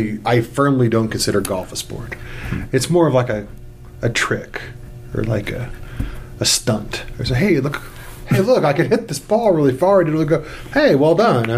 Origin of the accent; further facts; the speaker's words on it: Southern Missouri, United States; I'm from rodeo. I'm from a small town in Southern Missouri.